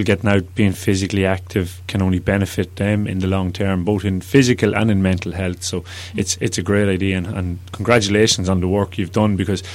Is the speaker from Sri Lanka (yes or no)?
no; Cavan, Ulster, Ireland; when I was growing up around Cavan